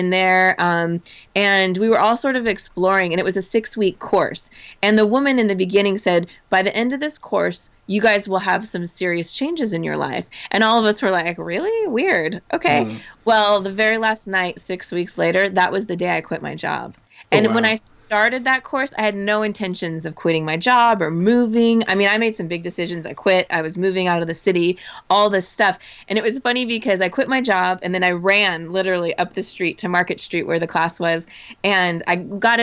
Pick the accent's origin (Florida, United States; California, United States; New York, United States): California, United States; Southern; also born or lived in Arizona / San Francisco; I grew up in Southern California, went to college in Arizona